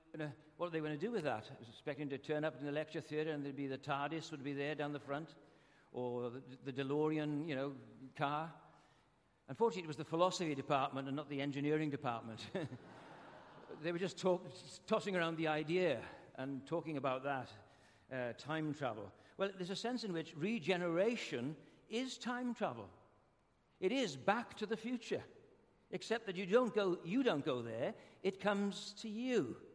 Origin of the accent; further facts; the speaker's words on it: Wales, United Kingdom; also born or lived in Hobart, Australia; now in Australia; I'm Welsh